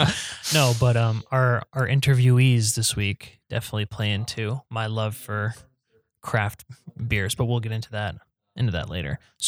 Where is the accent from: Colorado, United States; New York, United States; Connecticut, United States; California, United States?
Connecticut, United States; North Stonington; back in my hometown in North Stonington